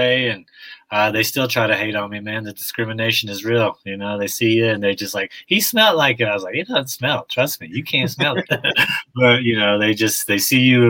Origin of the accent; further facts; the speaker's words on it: Texas, United States; I'm from Texas, so we had the Swishers